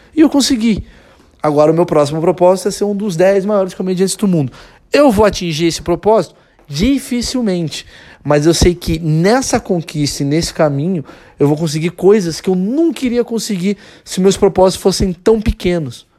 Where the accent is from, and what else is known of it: Brazil